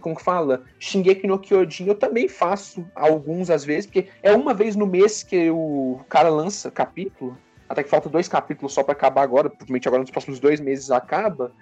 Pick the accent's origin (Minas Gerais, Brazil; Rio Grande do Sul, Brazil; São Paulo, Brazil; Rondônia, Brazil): Minas Gerais, Brazil; eu sou de Minas